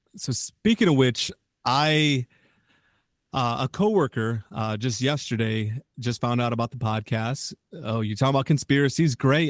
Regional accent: Chicago, Illinois, United States; I'm a Chicagoan

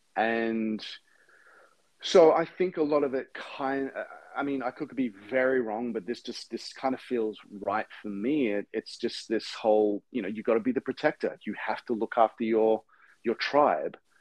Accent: Brisbane, Queensland, Australia; now in United States; where I grew up, which is in Brisbane

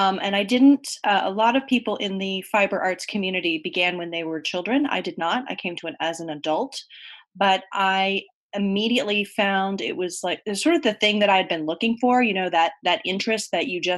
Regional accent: Columbia, South Carolina, United States; moved away as an adult; now in Vermont, United States; I grew up in Columbia, South Carolina. My parents moved there from Vermont when I was a child

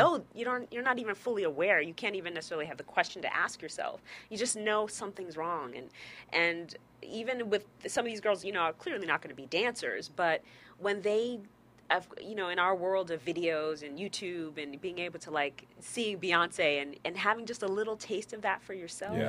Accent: New York, United States; We're both from New York. I mean, we used to dance together.

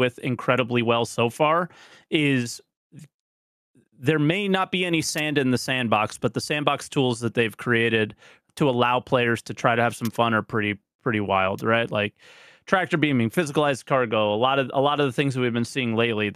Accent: United States; I'm American

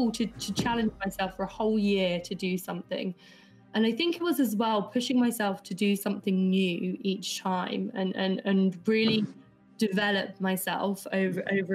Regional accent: United Kingdom; also born or lived in Belfast; I grew up just south of London in suburbia

